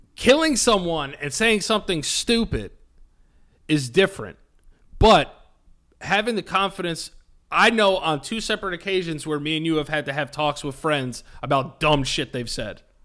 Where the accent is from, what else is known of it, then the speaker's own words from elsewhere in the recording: Hastings-on-Hudson, New York, United States; I love my hometown. I love Hastings.